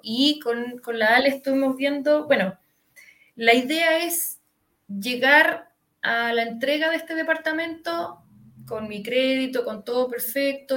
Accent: Santiago, Santiago Metropolitan Region, Chile; soy de, bueno, se nota que soy de Santiago, de Las Condes específicamente.

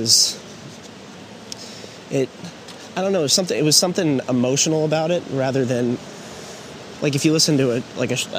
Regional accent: Alpharetta, Georgia, United States; I grew up in Alpharetta

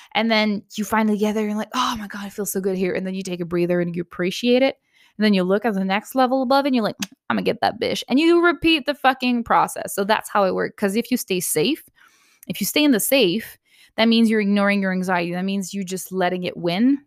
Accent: Canada; I'm Canadian

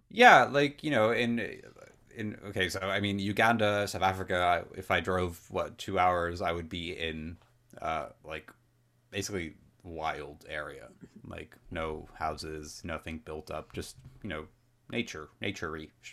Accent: Netherlands; I am Dutch

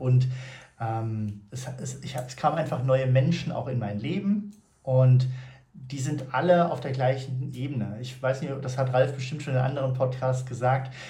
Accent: Frankfurt, Hesse, Germany

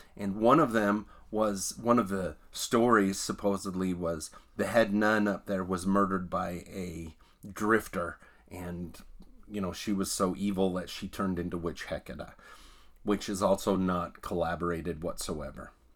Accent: Hyrum, Utah, United States; the home I grew up in was in Hiram

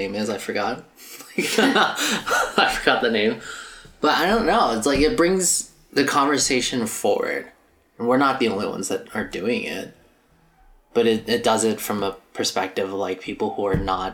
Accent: United States; I'm Asian American

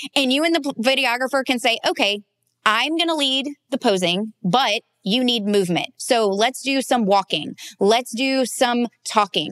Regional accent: the South, United States; I grew up in the South

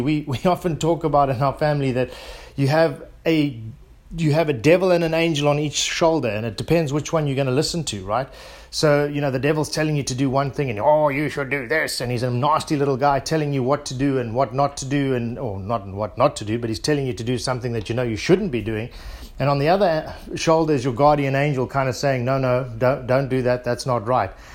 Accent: South Africa; being South African

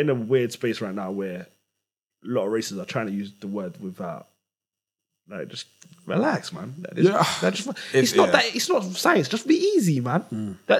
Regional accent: London, United Kingdom; It's because I'm from Tottenham, man.

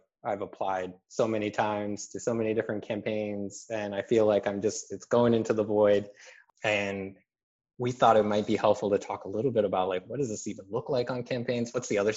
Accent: Arizona, United States; my home state of Arizona.

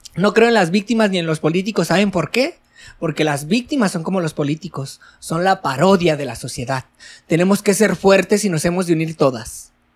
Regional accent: Mexico

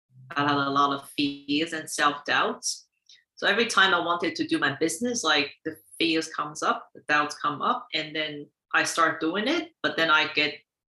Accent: Taiwan; born there; moved away; also born or lived in United States / Finland / Singapore; I was born in Taiwan, and I lived in the US, Finland, and Singapore.

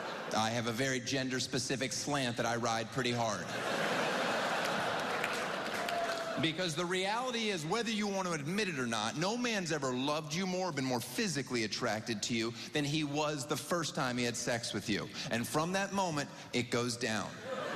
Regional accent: Florida, United States; I grew up in Florida. I'm a diehard Dolphins fan.

